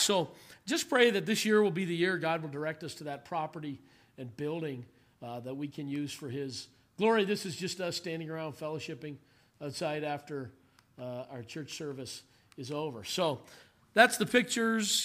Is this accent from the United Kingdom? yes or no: no; Canada; moved away as an adult; now in South Africa; as a Canadian